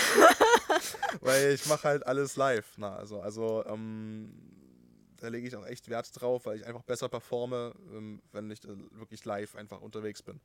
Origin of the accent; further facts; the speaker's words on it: Altenberg area, Saxony, Germany; in Altenberg, ne, in meiner Heimat da in der Ecke